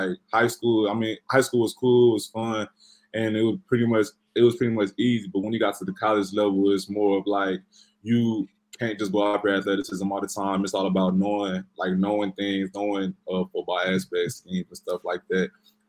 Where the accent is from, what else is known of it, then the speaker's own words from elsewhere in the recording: Lubbock, Texas, United States; I grew up in Lubbock, Texas, and where I went to high school is like a football town.